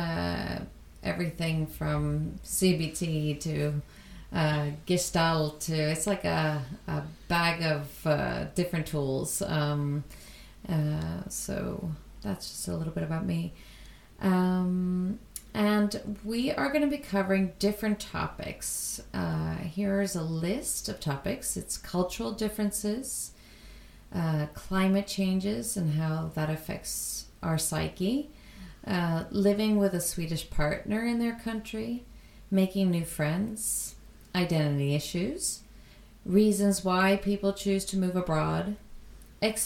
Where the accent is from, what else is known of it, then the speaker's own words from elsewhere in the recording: United States; moved away as an adult; now in Sweden; I was born and raised in the United States, but I also spent every single summer in Sweden